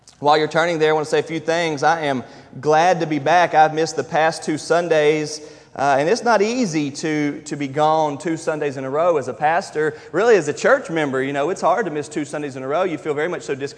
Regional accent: Charlotte, North Carolina, United States; moved away as an adult; also born or lived in Tifton, Georgia; I was raised in Charlotte, North Carolina

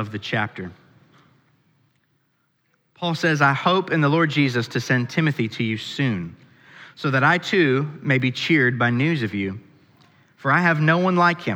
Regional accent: Pennsylvania, United States; now in Kentucky, United States; where I grew up in Pennsylvania

